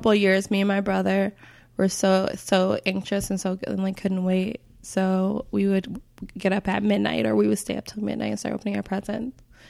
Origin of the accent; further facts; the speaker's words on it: Chicago, Illinois, United States; I grew up in Chicago. We always had a snowy Christmas.